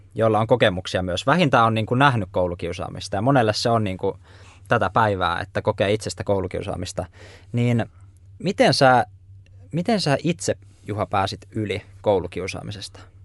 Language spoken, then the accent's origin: Finnish; Laukaa, Central Finland, Finland; Mäkin olen nimittäin Laukaasta kotoisin